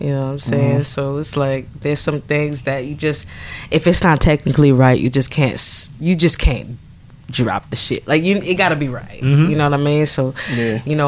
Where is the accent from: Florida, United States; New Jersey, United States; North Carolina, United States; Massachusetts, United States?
Massachusetts, United States; Boston; moved away as an adult; now in Philadelphia, United States; I'm from Boston